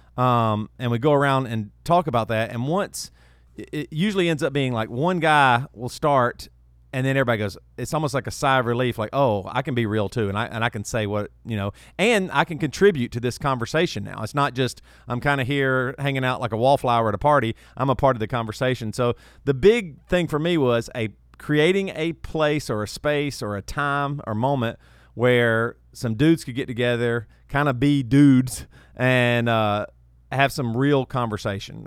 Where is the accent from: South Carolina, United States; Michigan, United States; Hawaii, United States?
South Carolina, United States; moved away as an adult; also born or lived in Charlotte, North Carolina / Franklin, Tennessee / Rock Hill, South Carolina; I'm from the South, uh, South Carolina. Uh, grew up, you know, an hour and a half away from Charlotte.